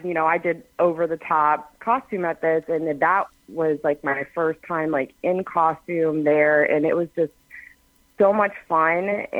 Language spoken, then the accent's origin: English; Dayton, Ohio, United States; moved away as an adult; also born or lived in Georgia; I grew up actually in Dayton, Ohio, born and raised.